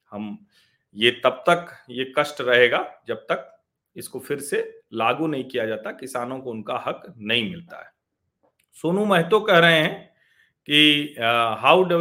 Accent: Pratapgarh, Uttar Pradesh, India; मैं प्रतापगढ़ से हूँ और मेरा गांव कुंडा तहसील में है तो अब मेरे गांव में तो गन्ना लगभग नहीं उगाते हैं लोग

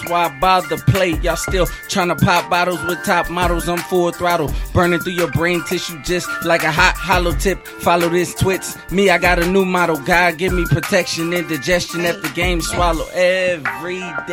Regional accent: Long Beach, California, United States; I'm from Long Beach, California

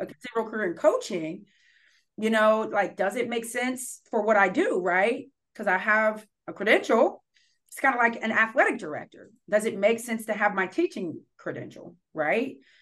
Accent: Columbus, Ohio, United States; moved away as an adult; also born or lived in Akron, Ohio; now in Portland, United States; I'm from Columbus, Ohio

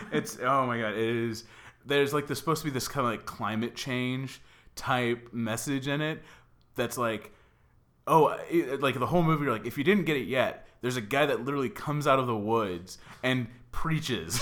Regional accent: Dallas, Texas, United States; now in Los Angeles, United States; I'm from Dallas

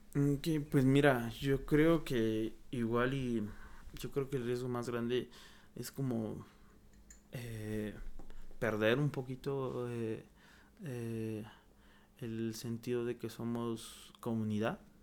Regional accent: Oaxaca, Mexico; moved away; yo que me vine de Oaxaca

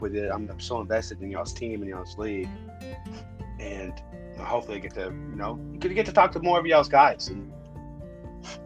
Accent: Kermit, Texas, United States; also born or lived in Midland, Texas / Odessa, Texas; My hometown back in Midland, Odessa. I'm from Kermit, but Midland, Odessa is where pretty much where everybody knows

